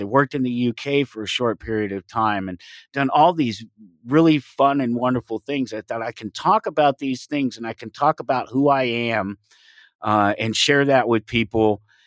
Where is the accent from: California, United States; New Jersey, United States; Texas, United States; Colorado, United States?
Colorado, United States; Denver; I grew up in Denver, Colorado, um, on the streets, single parent